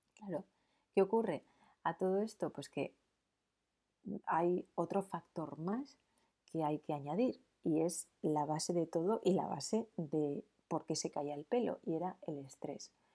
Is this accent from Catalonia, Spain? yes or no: no; San Sebastián, Basque Country, Spain; en San Sebastián, que es de donde yo soy